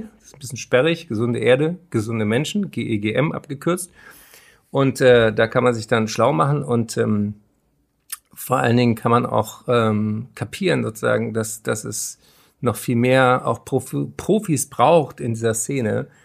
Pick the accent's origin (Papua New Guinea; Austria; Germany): Germany; Berlin; Berlin, meine Heimatstadt